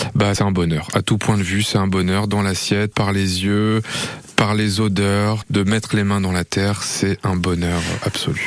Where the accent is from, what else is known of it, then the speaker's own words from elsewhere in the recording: northern France, France; moved away; also born or lived in Creuse; Je viens d'une autre région, un peu plus au, nord, je viens du nord de la France.